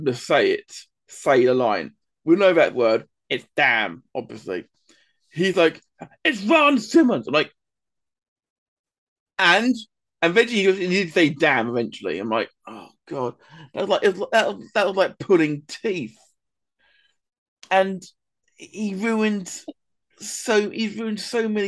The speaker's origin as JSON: {"language": "English", "region": "England", "country": "United Kingdom", "said": "being English ourselves"}